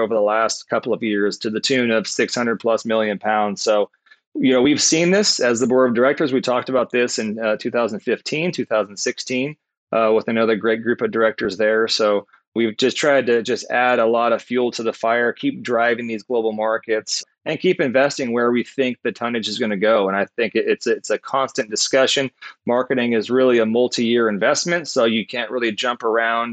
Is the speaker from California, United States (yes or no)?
yes; Southern California, United States; I grew up in Southern California. I was a surfer.